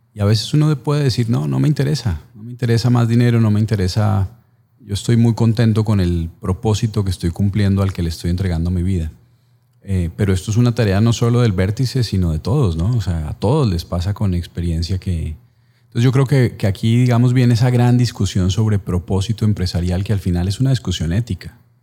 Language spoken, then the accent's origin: Spanish; Colombia; como colombiano